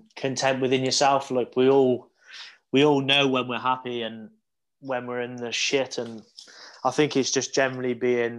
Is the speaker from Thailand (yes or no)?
no; Hereford, West Midlands, United Kingdom; I grew up, born and bred in Hereford. I went to school in Hereford